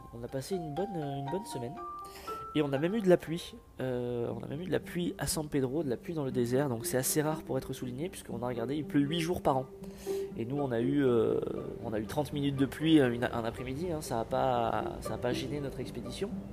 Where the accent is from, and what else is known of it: France